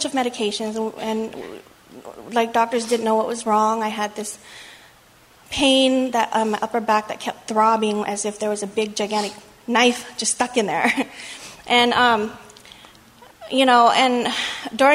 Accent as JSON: {"language": "English", "country": "Thailand", "moved": "yes", "said": "My family, they're all Buddhists, and we're from Thailand"}